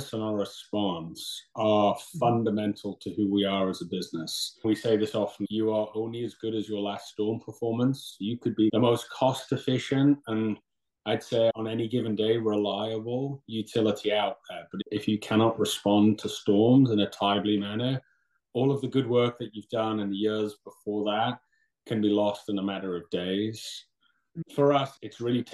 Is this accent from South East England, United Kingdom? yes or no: no; Newcastle upon Tyne, North East England, United Kingdom; moved away as an adult; also born or lived in London / Syracuse; now in New York, United States; I'm originally from Newcastle, England, in the Northeast